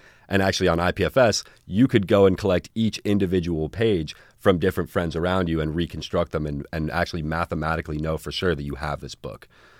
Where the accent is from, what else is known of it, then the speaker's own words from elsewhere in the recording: Newton, Massachusetts, United States; born there; also born or lived in New York / Bahamas; now in Southern California, United States; No. I was born in Newton, actually, which is just west of Boston, about 15 minutes.